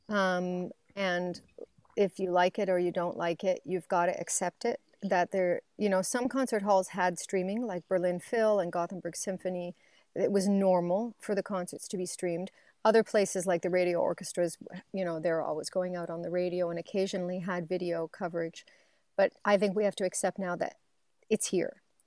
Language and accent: English; Waverley, Nova Scotia, Canada; moved away; I'm from Waverly, Nova Scotia